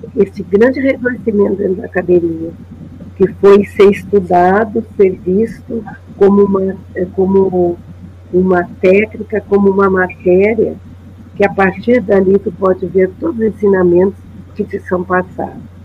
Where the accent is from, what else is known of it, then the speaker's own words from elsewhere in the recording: Brazil; quando viemos para a Cidade Baixa, quando aqui, eu nasci aqui, na Santa Casa